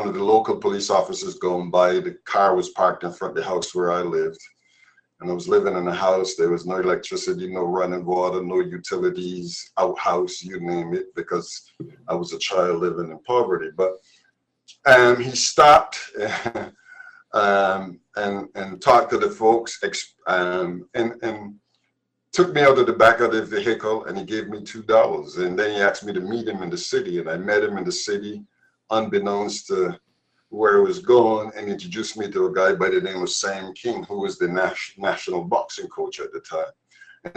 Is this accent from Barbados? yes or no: yes; Barbados; now in Massachusetts, United States; growing up in Barbados, my mother died when I was 9 years old